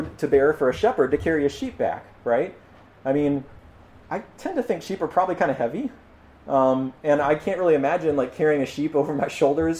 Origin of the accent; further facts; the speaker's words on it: United States; as American